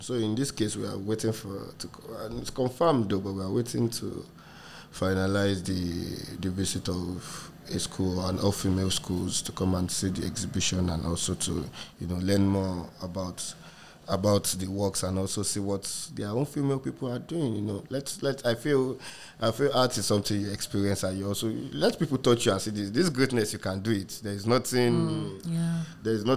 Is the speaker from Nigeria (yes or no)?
yes; Ikeja, Lagos, Nigeria; also born or lived in Surulere, Lagos / France; now in Lagos, Nigeria; I grew up in Ikeja too.